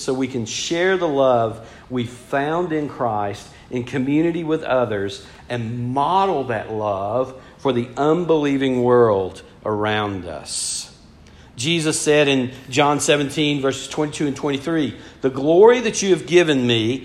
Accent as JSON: {"language": "English", "region": "Georgia", "country": "United States", "said": "I'm from Georgia"}